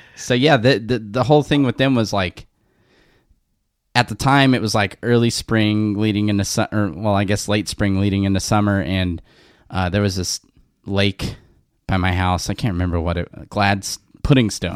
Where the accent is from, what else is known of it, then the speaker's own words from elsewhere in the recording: West Covina, California, United States; I grew up in West Covina